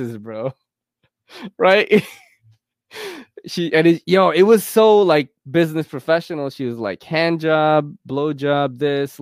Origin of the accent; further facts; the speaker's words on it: United States; I'm from America